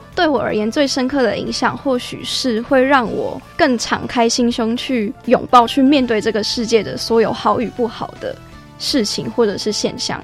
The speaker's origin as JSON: {"language": "Chinese", "country": "Taiwan", "said": "我们的价值观是在台湾形成的"}